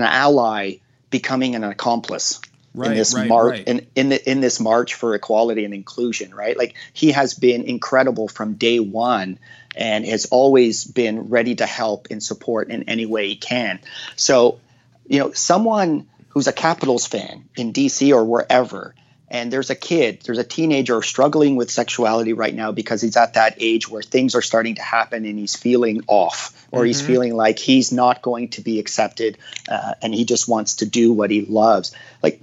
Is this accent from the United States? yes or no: no; Hamilton, Ontario, Canada; growing up in Hamilton where they, like, you just had no resources